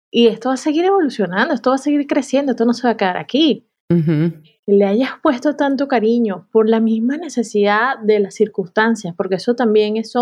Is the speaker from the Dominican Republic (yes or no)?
yes; Dominican Republic; also born or lived in New York, United States; Yo, yo vengo de República Dominicana y viví en Nueva York.